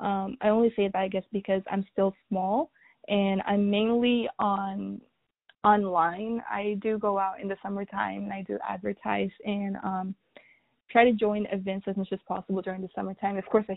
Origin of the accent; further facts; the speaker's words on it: Sudan; And I was raised in Sudan. I was raised with more natural ingredients and products.